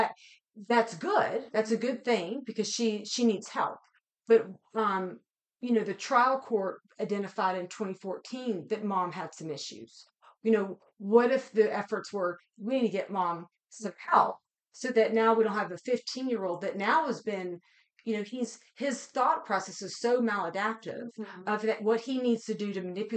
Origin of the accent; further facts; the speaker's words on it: West Virginia, United States; I'm from West Virginia